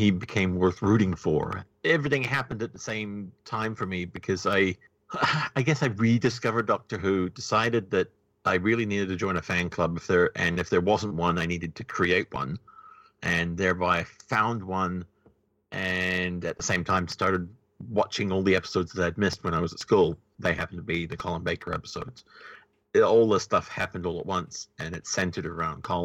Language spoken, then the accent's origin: English; New Zealand; I said, New Zealand